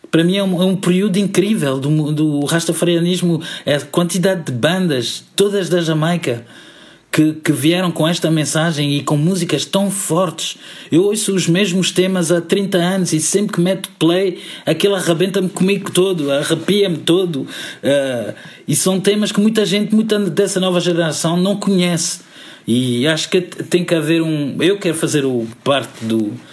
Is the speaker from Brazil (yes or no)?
no; Miraflores, Lisbon, Portugal; Yes, Miguel, sou de Miraflores, já cresci em Miraflores, obrigado.